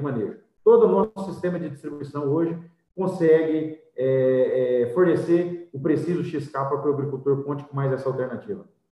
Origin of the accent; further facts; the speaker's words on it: Goiânia, Goiás, Brazil; Eu sou de Goiânia, nasci em ah. Goiânia